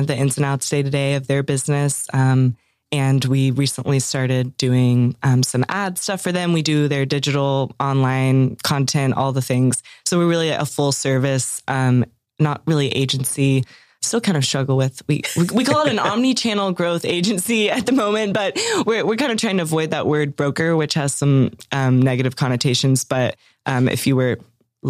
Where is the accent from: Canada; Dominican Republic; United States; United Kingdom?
United States; Atlanta, Georgia; moved away as an adult; also born or lived in New York / Fayetteville, Arkansas; now in Arkansas, United States; I'm from Atlanta originally and went to school in New York at a little liberal arts school in Manhattan